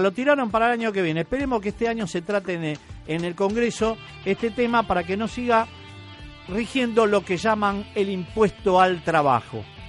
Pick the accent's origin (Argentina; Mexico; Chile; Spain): Argentina; somos todos los argentinos